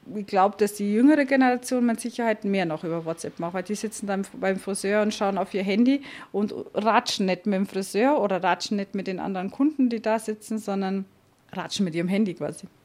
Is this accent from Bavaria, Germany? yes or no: no; southern Hesse, Germany; moved away as an adult; also born or lived in Portugal; now in Lenggries, Germany; Ich bin ja in Südhessen aufgewachsen